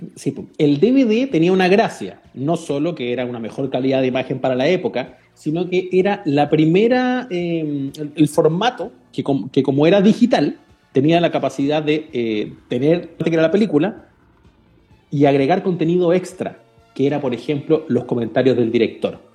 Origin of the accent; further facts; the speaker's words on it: Chile; un país chico como el nuestro